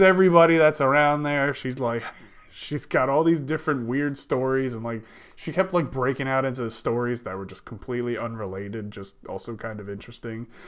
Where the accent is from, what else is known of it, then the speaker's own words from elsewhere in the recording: New Jersey, United States; also born or lived in Texas; I'm from Jersey